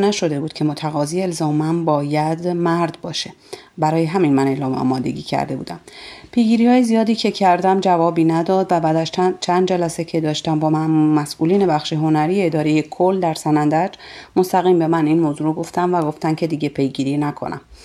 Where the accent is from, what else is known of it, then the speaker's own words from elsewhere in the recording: Baneh, Kurdistan, Iran; در شهرستان مرزی بانه از استان کردستان به دنیا آمدم و بزرگ شدم